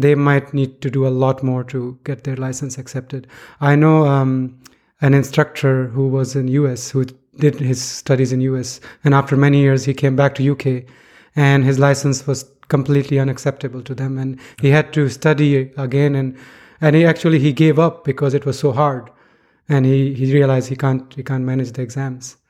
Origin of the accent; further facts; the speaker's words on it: Pakistan; moved away; I was growing up in Pakistan